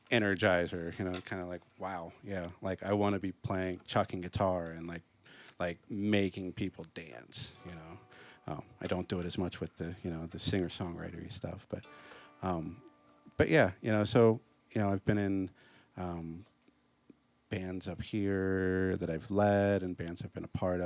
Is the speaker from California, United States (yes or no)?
no; Washington, District of Columbia, United States; I'm from Washington, D.C., so all the local honors choirs got to go and perform at the Kennedy Center